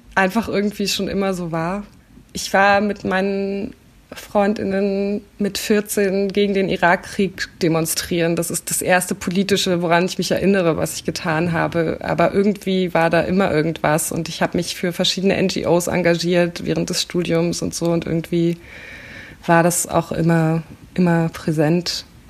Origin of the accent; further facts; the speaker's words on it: Berlin, Germany; ich komme aus Köpenick, das ist ein sehr grüner Stadtteil in Berlin